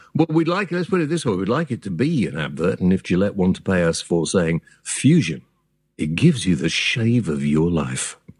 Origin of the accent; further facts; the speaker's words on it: United Kingdom; We're British